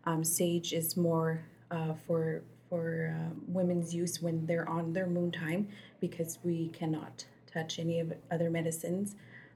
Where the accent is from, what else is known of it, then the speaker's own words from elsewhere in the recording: Alexis Nakota Sioux Nation, Alberta, Canada; I'm not Cree. I'm Stoney. I'm from Alexis Nakota Sioux Nation.